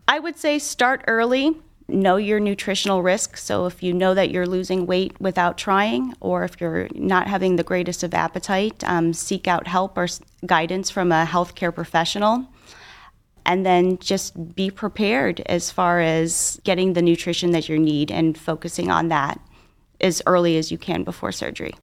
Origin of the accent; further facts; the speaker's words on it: Cleveland, Ohio, United States; I'm a, a local gal, so I grew up on the East Side. I live on the West Side now. I've done all my training and my education in Cleveland.